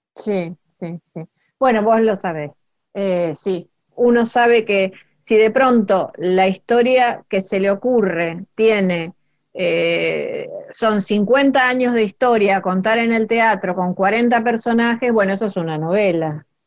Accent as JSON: {"language": "Spanish", "town": "Rosario", "region": "Santa Fe", "country": "Argentina", "also_born_or_lived": "Barracas, Buenos Aires", "moved": "as an adult", "lives_now": "Buenos Aires, Argentina", "said": "yo soy rosarina y, vivía en Rosario todavía. Eh, ahora vivo en Barracas"}